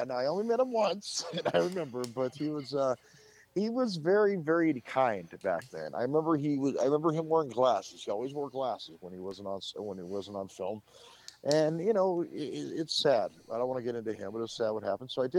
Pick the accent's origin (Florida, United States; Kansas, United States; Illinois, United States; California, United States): California, United States; Southern; I was born in Southern California many, many moons ago.